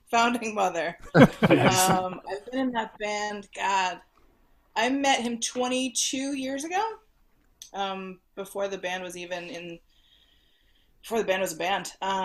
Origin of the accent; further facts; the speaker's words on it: Vermont, United States; moved away as an adult; also born or lived in Chicago, Illinois; now in Nashville, United States; I grew up in Vermont, so a big old musical family.